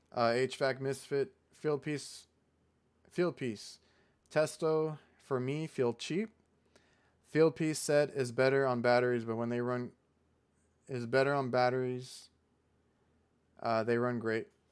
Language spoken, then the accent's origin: English; Mission, Texas, United States; I'm from Mission